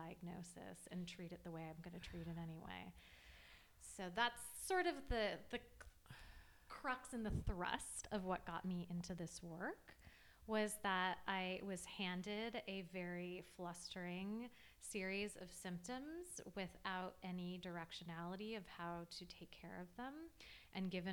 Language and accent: English; Los Angeles, California, United States; I grew up in Los Angeles